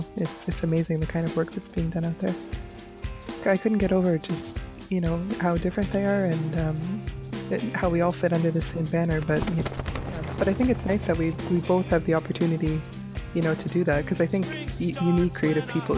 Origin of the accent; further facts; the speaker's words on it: Nova Scotia, Canada; moved away as an adult; now in Ottawa, Canada; I'm originally from Nova Scotia, so I only moved to Ottawa 2016 when I started my master's.